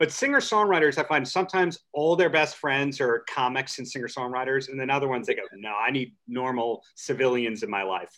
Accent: New York, United States; To me as a New Yorker, Nashville became super cool and mainstream

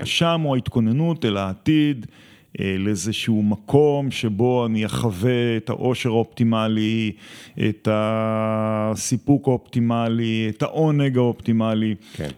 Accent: Gvulot, Southern District, Israel; אני גדלתי בקיבוץ גבולות

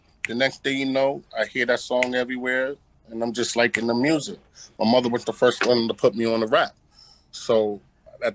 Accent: New York, United States; moved away as an adult; now in Manchester, United States; I was born and raised in New York.

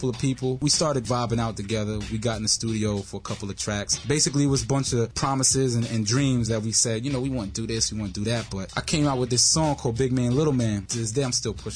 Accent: New York City, New York, United States; I grew up in Wash Heights

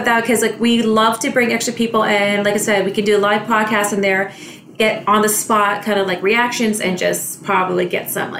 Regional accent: Scarborough, Ontario, Canada; So we are from Scarborough

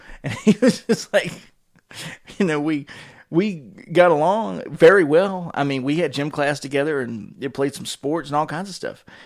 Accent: Wake Forest, North Carolina, United States; We moved across from Wake Forest

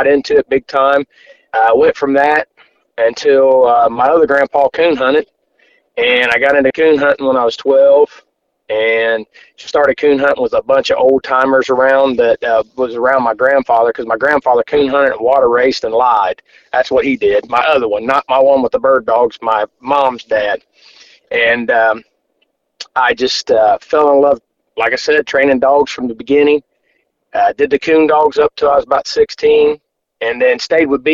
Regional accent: Cincinnati, Ohio, United States; I'm from Cincinnati, Ohio, a little northeast, about 20 miles northeast of Cincinnati.

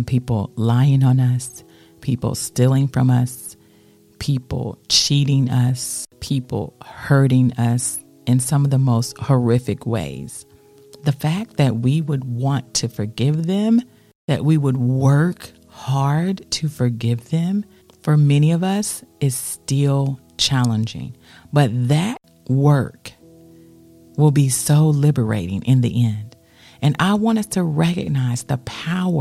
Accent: United States; as an American

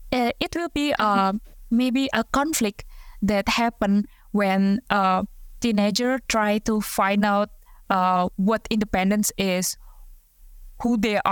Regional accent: Indonesia; difficult, I think, for Indonesian like me.

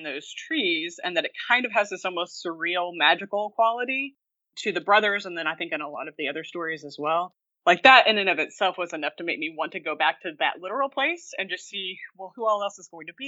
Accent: Oklahoma, United States; now in Illinois, United States; But yeah, so I'm originally from Oklahoma, and then I've lived in lots of different places, and I currently teach at the University of Illinois Urbana-Champaign and live in central Illinois

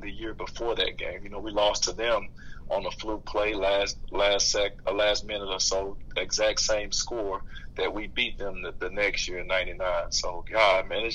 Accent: Louisiana, United States; I was a huge Peyton Manning fan growing up in Louisiana

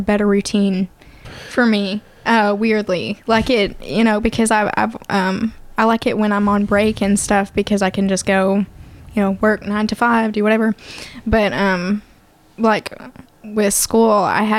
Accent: Hope, Arkansas, United States; moved away; I grew up in Southwest Arkansas

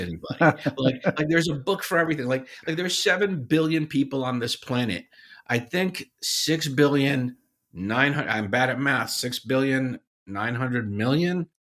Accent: Paterson, New Jersey, United States; born or raised there; also born or lived in Syria

